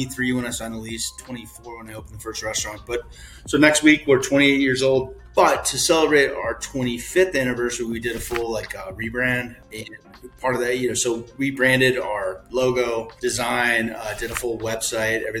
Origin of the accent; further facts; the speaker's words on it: Denver, Colorado, United States; Born and raised in Denver